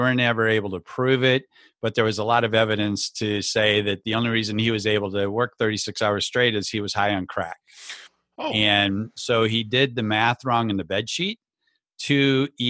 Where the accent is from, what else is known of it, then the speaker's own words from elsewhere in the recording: rural southwestern Minnesota, United States; also born or lived in Le Mars, Iowa; grew up in the great state of Minnesota.